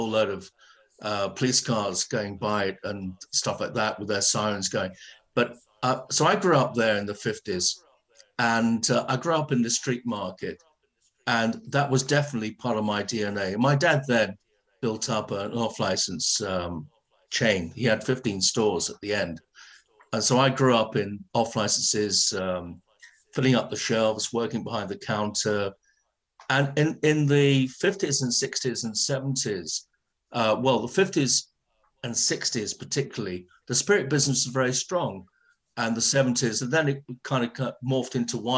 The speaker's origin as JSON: {"language": "English", "region": "London", "country": "United Kingdom", "tie": "born or raised there", "moved": "yes", "lives_now": "East Sussex, United Kingdom", "said": "I'm a Ladbroke Grove boy. I was born in Portobello Road, right, above my dad's liquor store"}